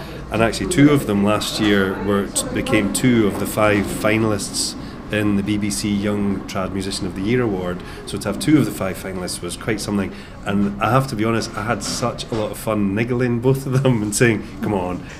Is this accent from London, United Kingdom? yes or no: no; Scotland, United Kingdom; So we're clearly Scottish, but we don't tend to put too many vocals on there.